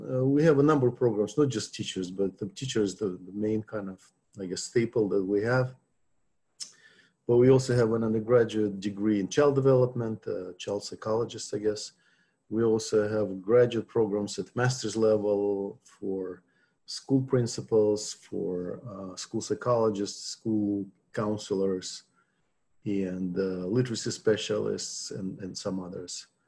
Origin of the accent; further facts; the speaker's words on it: Novosibirsk, Novosibirsk Oblast, Russia; English is a second language; also born or lived in Moscow; I'm from from Russia, uh, grew up in uh, Novosibirsk, in the city of Western Siberia. Uh, that's where I went to my first teacher's college, and I, I, was trained as a history teacher first.